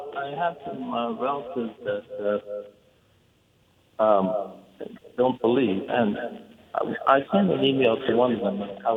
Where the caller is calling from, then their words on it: Winnipeg, Manitoba, Canada; I'm calling from Winnipeg, Manitoba, Canada.